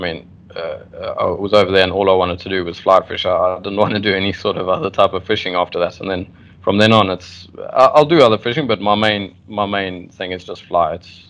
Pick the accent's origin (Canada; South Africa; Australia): South Africa; Durban, KwaZulu-Natal; now in Salalah, Oman; No, I'm South African. So I'm from South Africa.